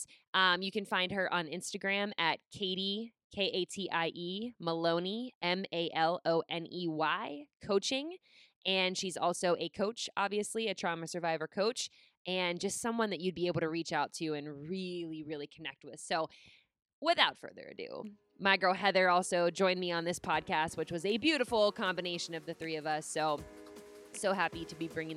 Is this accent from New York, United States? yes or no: no; Pittsburgh, Pennsylvania, United States; moved away as an adult; now in Rhode Island, United States; I live in Rhode Island now, but I born and raised in Pittsburgh for 26 years